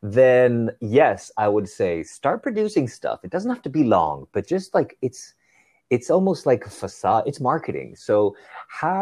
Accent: Spain; moved away as an adult; now in New York City, United States; I grew up in Spain

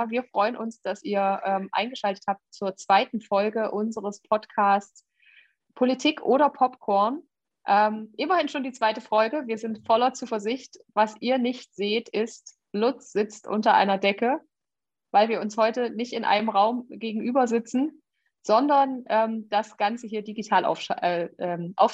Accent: Jena, Thuringia, Germany; now in Erfurt, Germany; Ich bin äh, in Jena geboren und aufgewachsen und wohne in Erfurt und habe meinen Wahlkreis inzwischen in Suhl.

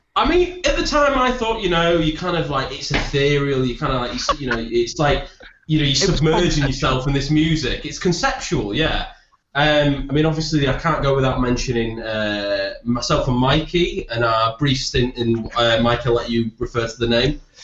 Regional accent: Leeds, Yorkshire and the Humber, United Kingdom; I'm from Leeds

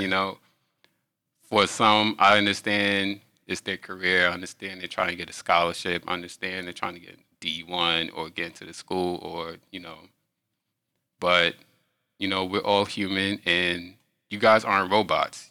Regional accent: New York, United States; I'm from New York

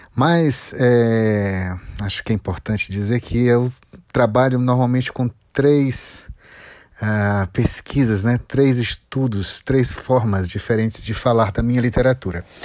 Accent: Ceará, Brazil; now in Brasília, Brazil; eu venho do Ceará, mas moro em Brasília

